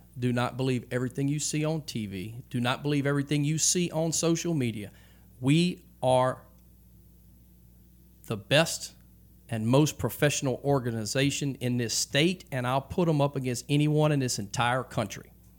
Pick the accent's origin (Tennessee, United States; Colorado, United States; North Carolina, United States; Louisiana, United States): Louisiana, United States; We're from Louisiana, and we're going to this Texas organization